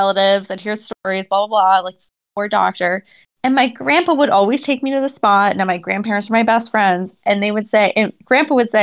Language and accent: English; Ohio, United States; I'm from Ohio